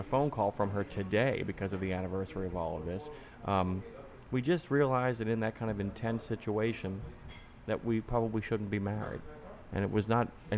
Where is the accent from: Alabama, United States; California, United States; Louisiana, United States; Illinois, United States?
Louisiana, United States; New Orleans; I grew up in Lakeview